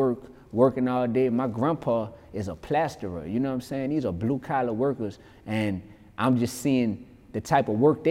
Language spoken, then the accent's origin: English; New Orleans, Louisiana, United States; I grew up in New Orleans East, you heard me? That's a portion of what we call the Ninth Ward in New Orleans.